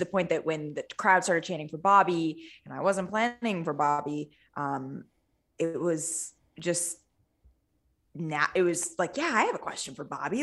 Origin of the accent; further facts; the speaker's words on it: Northern California, United States; now in Southern California, United States; I grew up in Northern California.